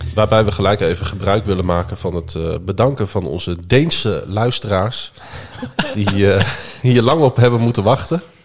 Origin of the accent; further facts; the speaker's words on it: Groningen, Netherlands; mijn ouders die zijn geboren en getogen stadjes. En ik ben dat ook.